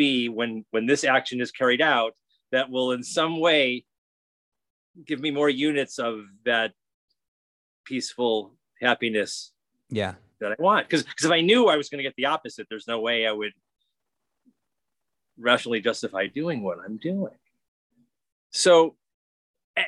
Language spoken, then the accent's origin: English; United States; I'm an American